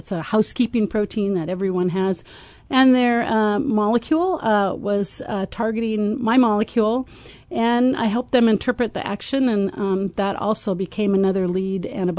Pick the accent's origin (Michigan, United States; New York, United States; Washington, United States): Washington, United States; Everett; moved away as an adult; also born or lived in Pullman, Washington / Houston, Texas; now in Champaign, United States; I grew up near Seattle in a town called Everett, Washington.